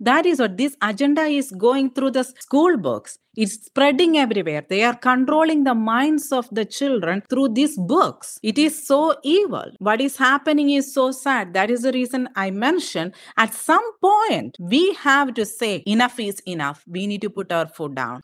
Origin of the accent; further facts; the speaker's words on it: India; moved away as an adult; now in Wisconsin, United States; I was raised in India. I was raised in my aunt's family farm.